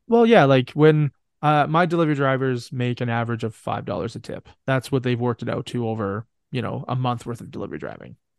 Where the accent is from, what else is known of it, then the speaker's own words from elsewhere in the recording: Canada; I'm from Canada.